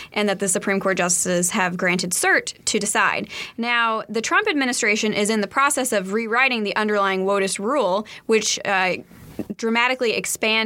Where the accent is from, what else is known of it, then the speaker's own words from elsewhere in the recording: Maryland, United States; my home state of Maryland